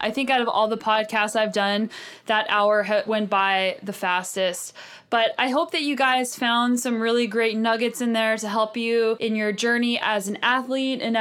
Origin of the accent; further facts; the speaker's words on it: New Mexico, United States; moved away; I'm actually from the desert. I grew up in New Mexico